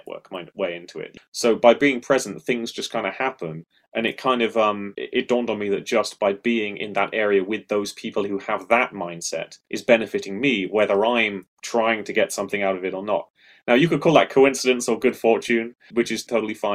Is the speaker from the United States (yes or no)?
no; United Kingdom; I'm British